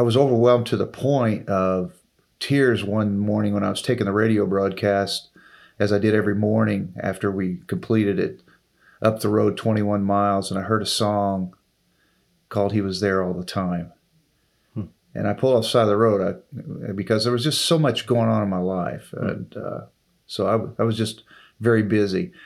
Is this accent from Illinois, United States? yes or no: yes; Taylorville, Illinois, United States; moved away as an adult; also born or lived in Springfield, Missouri / Decatur, Illinois; which was just 30 miles from my hometown of Taylorville